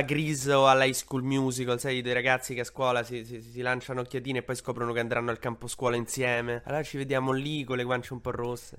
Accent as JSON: {"language": "Italian", "region": "Emilia-Romagna", "country": "Italy", "moved": "yes", "said": "io sono romagnolo d'origine"}